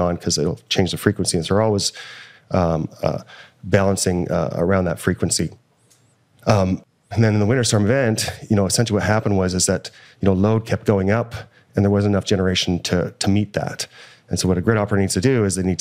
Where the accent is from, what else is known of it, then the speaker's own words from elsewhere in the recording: Alberta, Canada; I'm from Alberta.